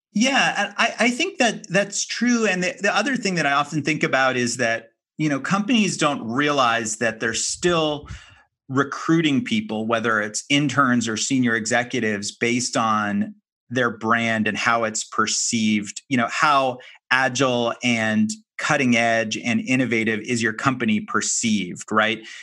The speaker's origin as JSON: {"language": "English", "town": "Miami", "region": "Florida", "country": "United States", "tie": "born or raised there", "also_born_or_lived": "San Francisco", "said": "my hometown of Miami"}